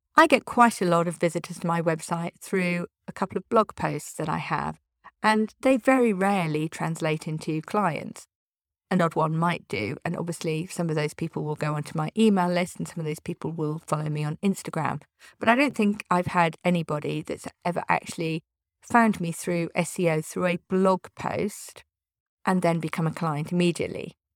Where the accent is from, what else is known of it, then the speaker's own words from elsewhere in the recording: United Kingdom; I'm British.